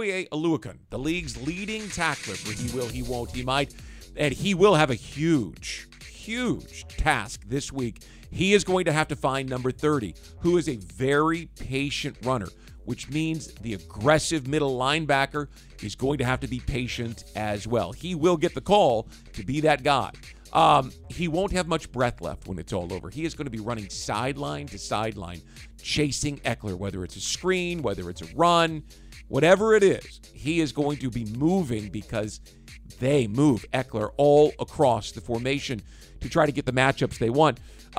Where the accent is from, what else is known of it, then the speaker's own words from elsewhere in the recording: Kansas City, United States; sorry, I'm from Kansas City, so I know